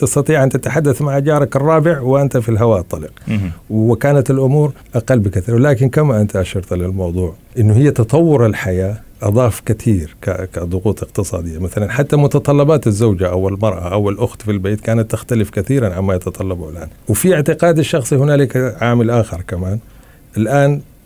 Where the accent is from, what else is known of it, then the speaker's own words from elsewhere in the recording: Blue Nile area, central Sudan, Sudan; moved away; في البلد عندنا في على النيل الازرق في منطقة زراعية وكذا في وسط السودان